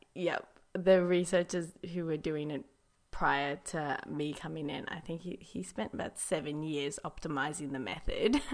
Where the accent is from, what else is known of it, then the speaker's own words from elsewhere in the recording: South Africa; I am actually from South Africa